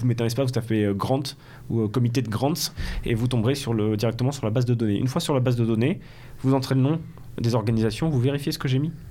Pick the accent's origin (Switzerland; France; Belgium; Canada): Belgium; accent: Belgian; ensuite, ça, ensuite, ça charrie mon accent belge.